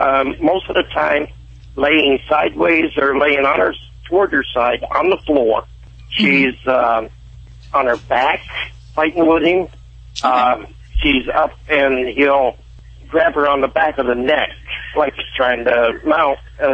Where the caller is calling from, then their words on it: Kankakee, Illinois, United States; Right now, I'm in Kankakee, Illinois.